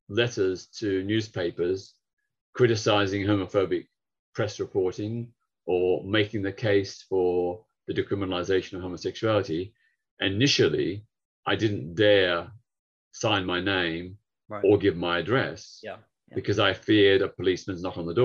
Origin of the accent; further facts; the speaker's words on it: Victoria, Australia; now in United Kingdom; back in my home state of Victoria, where Melbourne is the capital